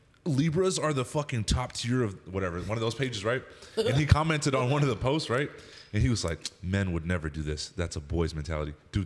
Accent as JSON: {"language": "English", "region": "Central Texas", "country": "United States", "said": "when I'm like from the Central Texas area."}